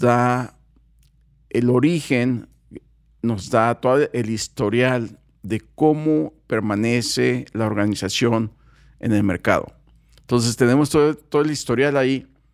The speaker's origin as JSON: {"language": "Spanish", "country": "Mexico", "said": "los mexicanos, no, pues somos fiesteros"}